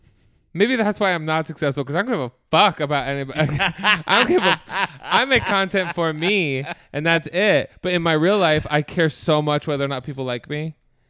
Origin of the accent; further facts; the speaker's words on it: New Jersey, United States; But I'm from New Jersey. I'm a Jersey Italian.